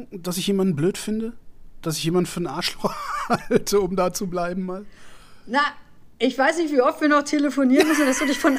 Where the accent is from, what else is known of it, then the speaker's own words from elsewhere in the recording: Cologne, North Rhine-Westphalia, Germany; Ich bin Kölner